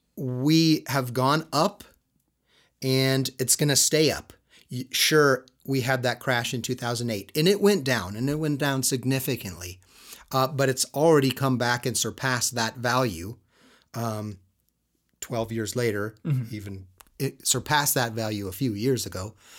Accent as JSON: {"language": "English", "region": "Southern California", "country": "United States", "tie": "born or raised there", "moved": "yes", "lives_now": "Utah, United States", "said": "I come from Southern California"}